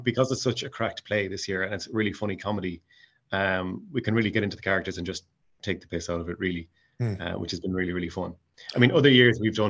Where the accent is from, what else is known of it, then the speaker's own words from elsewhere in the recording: Mayo, Connacht, Ireland; accent: Mayo; now in Stockholm, Sweden; I'll be keeping my Tig Mayo accent